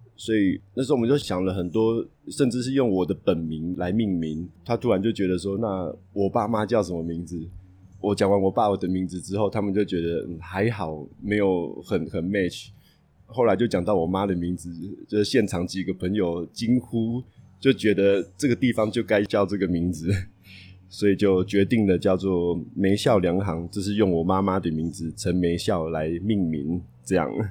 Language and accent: Chinese; Taipei, Taiwan; 我从小在台北出生长大